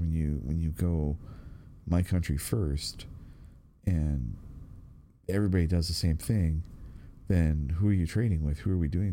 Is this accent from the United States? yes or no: no; Canada; being Canadian